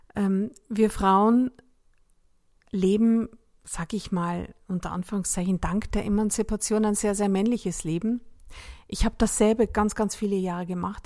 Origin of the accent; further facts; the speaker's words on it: Salzburg, Austria; moved away; in der Nähe meiner Heimatstadt Salzburg